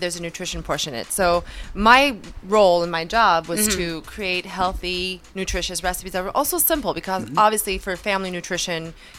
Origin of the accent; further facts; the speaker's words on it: Los Angeles area, California, United States; moved away as an adult; also born or lived in Canada; I'm actually originally from here.